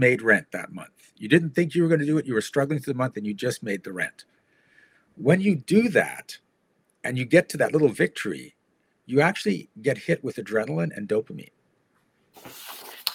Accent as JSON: {"language": "English", "country": "Canada", "said": "I'm from Canada."}